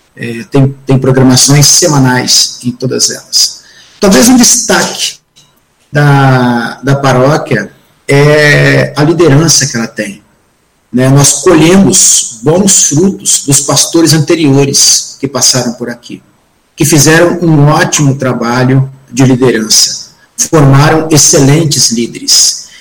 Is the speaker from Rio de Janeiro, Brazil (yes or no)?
no; Espírito Santo, Brazil; eu sou capixaba, sou do Espírito Santo